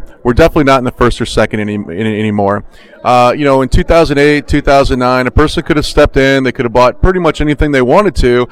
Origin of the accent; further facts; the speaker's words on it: Orlando, Florida, United States; I'm from Orlando